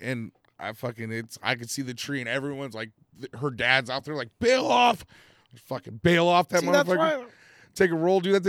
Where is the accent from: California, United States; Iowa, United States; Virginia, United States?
California, United States; Penn Valley; I grew up in Pin Valley, like rodeos and everyone kind of was like that kind of a person. They're all like ranch people around here.